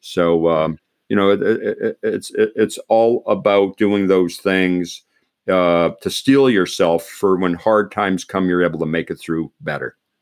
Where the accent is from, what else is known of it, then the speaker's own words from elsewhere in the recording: Pennsylvania, United States; I grew up in Pennsylvania